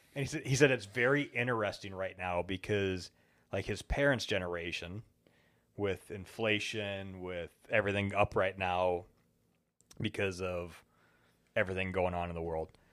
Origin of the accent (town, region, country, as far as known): United States